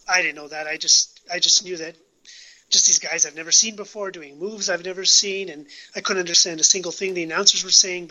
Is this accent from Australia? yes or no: no; Canada; I'm from Canada